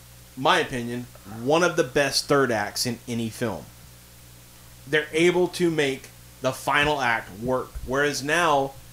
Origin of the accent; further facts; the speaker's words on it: Amble, North East England, United Kingdom; Okay, well, I'm from Amble, so...